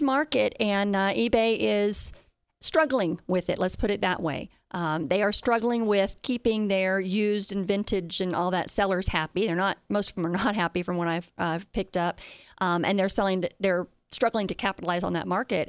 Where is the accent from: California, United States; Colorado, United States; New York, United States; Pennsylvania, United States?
Colorado, United States; I'm from Colorado